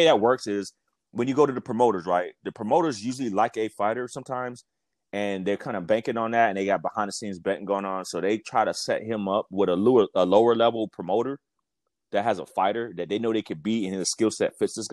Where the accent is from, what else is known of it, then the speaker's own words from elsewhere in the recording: Las Vegas, Nevada, United States; moved away; I'm from Las Vegas, born and raised.